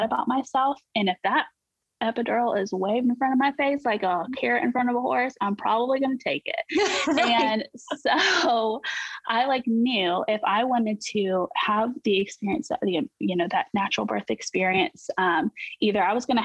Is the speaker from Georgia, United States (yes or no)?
yes; Georgia, United States; We are currently stationed in Georgia, which is amazing because we're also from Georgia. So it's been pretty cool to be back home